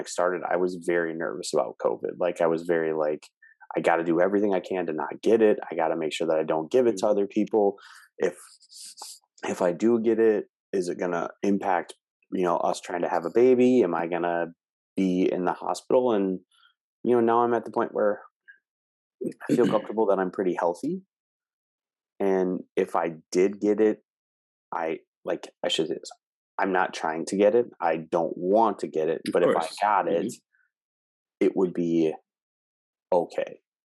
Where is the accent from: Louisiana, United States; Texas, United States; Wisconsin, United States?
Wisconsin, United States; small town; now in Minneapolis-St. Paul area, United States; my hometown and like small town Wisconsin where I came from